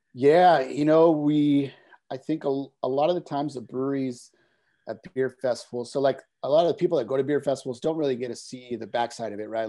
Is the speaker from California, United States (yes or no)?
yes; Carpinteria, California, United States; we started here in Carpinteria, my hometown